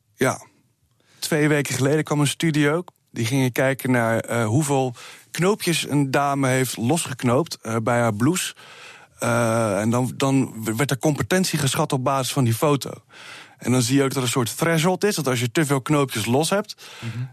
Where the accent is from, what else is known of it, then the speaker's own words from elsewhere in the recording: Rotterdam, South Holland, Netherlands; Ik kom uit Rotterdam